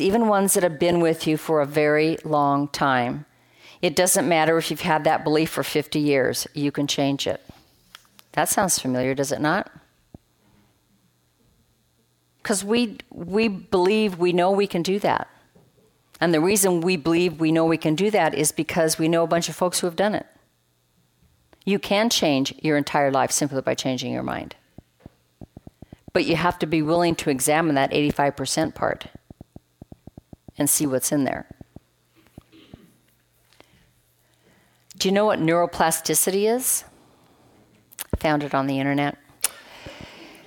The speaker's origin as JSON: {"language": "English", "town": "Roseburg", "region": "Oregon", "country": "United States", "tie": "born or raised there", "moved": "yes", "said": "It's 17 acres where I grew up on the North Umpqua River in Roseburg, Oregon"}